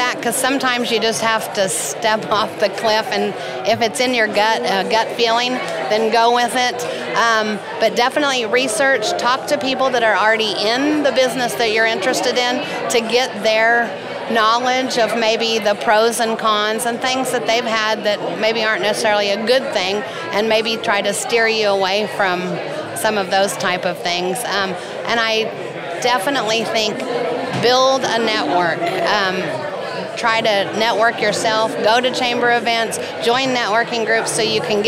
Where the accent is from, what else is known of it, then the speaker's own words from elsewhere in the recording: Norman, Oklahoma, United States; I grew up right here in Norman, Oklahoma